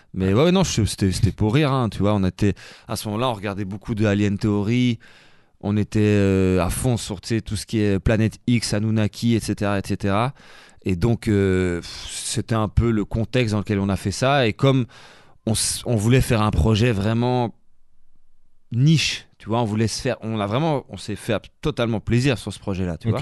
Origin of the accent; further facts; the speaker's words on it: Charleroi, Wallonia, Belgium; j'ai grandi quasi en Italie, à Charleroi.